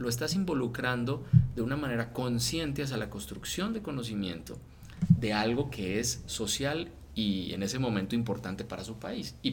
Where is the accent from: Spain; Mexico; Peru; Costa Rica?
Mexico; no, no, soy mexicano o sea, neta, soy mexicano, o sea, yo voy a Colombia y me siento como como un turista.